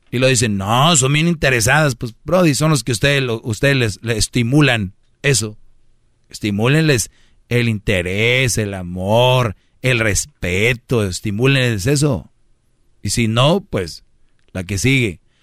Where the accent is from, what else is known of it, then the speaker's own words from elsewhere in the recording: Monterrey, Nuevo León, Mexico; Yo soy de Monterrey